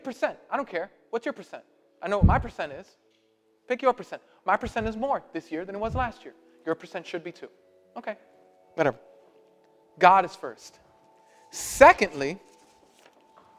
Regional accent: New York City, New York, United States; I'm Puerto Rican and I'm from Brooklyn

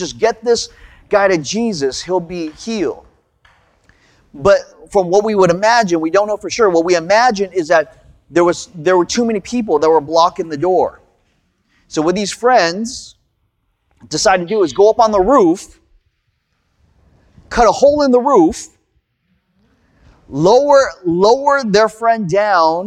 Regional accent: United States; also born or lived in California; I'm Korean American

